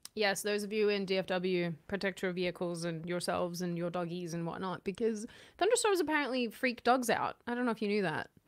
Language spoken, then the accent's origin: English; Australia; I'm Aussie